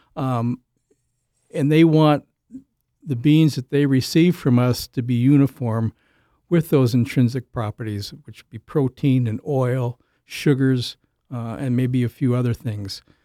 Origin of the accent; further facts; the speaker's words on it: Illinois, United States; moved away as an adult; also born or lived in Jackson, Minnesota / Olivia, Minnesota / Saint Paul, Minnesota; now in Minnesota, United States; originally, I'm a from Illinois